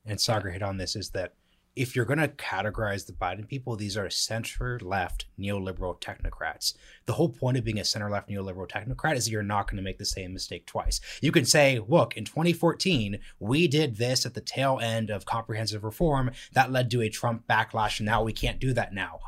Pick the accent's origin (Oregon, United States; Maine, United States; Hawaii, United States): Oregon, United States; Portland; I'm from Portland, Oregon